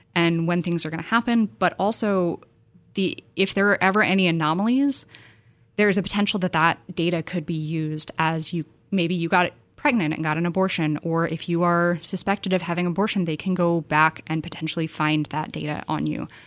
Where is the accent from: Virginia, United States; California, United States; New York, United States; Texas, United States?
California, United States; San Francisco Bay Area; I was born and raised in the Bay